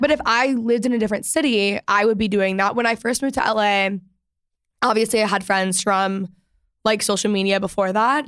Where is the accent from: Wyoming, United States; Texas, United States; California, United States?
Texas, United States; outside of Dallas; I grew up outside of Dallas